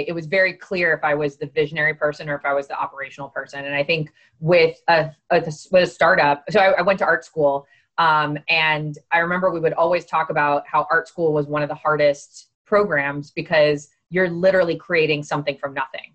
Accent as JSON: {"language": "English", "town": "Miami", "region": "Florida", "country": "United States", "said": "I'm from Miami. I'm Cuban, right? This is my home"}